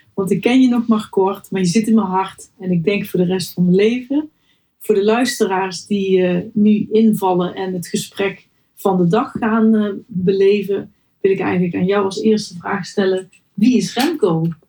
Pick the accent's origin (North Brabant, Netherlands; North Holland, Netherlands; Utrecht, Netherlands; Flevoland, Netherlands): North Brabant, Netherlands; moved away as an adult; now in Helmond, Netherlands; Ik ben geboren in West-Brabant